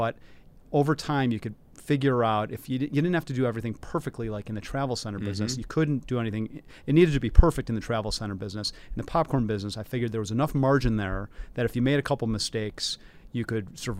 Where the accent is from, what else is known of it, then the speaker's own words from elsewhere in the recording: Midwest, United States; now in Chicago, United States; And I thought Chicago, since I'm from the Midwest already, Chicago was a better, smaller version of New York that had most of the good and not nearly as much of the bad.